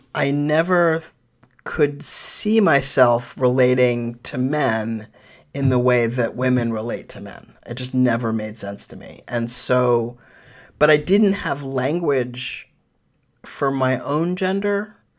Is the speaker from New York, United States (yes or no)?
yes; New York City, New York, United States; now in Sonoma County, United States; I was born in New York, uh, in Manhattan